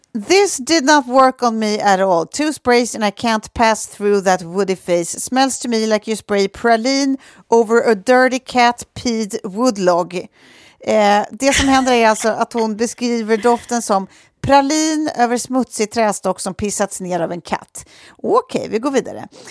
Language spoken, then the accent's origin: Swedish; Lidingö, Stockholm County, Sweden; bor på Lidingö där vi är uppvuxna, jag och Sofie